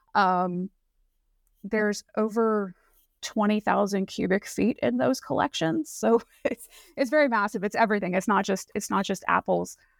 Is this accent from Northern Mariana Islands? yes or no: yes; Northern Mariana Islands; moved away; also born or lived in Pacific Northwest; I grew up in Saipan, which is a little island out in the Pacific near Guam